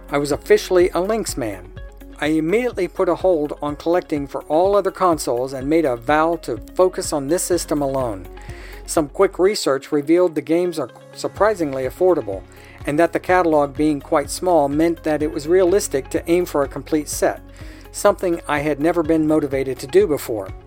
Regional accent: Australia; Growing up in Australia, Sega had a strong market presence

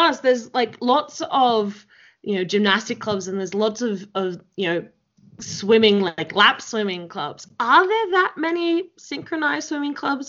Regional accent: Melbourne, Victoria, Australia; I'm from Melbourne originally

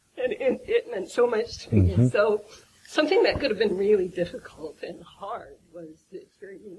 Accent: Seattle, Washington, United States; I'm from Seattle.

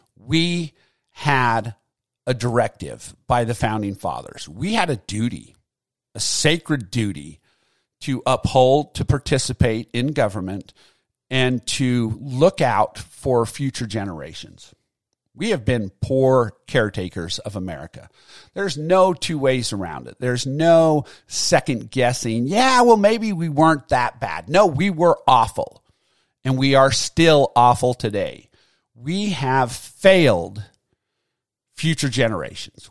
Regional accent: United States; as American citizens

